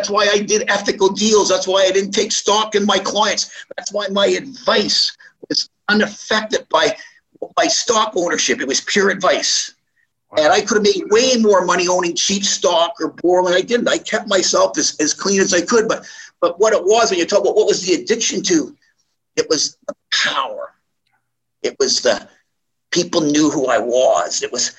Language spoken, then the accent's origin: English; Montreal, Quebec, Canada; also born or lived in Toronto, Canada; People from when I grew up in Montreal and Toronto, yeah, people knew what I was doing.